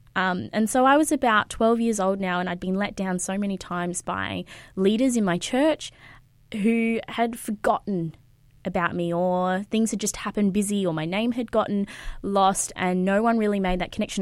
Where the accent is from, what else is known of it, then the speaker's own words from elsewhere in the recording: Sunshine Coast, Queensland, Australia; moved away as an adult; also born or lived in Brisbane; I was born in Queensland, uh, Brisbane, actually, and I grew up on the Sunshine Coast